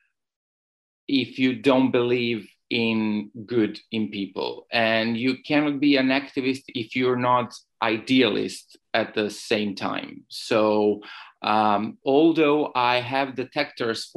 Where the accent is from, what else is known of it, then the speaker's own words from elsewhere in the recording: Belgrade, Serbia; moved away as an adult; now in Barcelona, Spain; I'm a blogger, writer, and activist from Belgrade. I was born in Belgrade 32 years ago, but today I'm living in Barcelona in Spain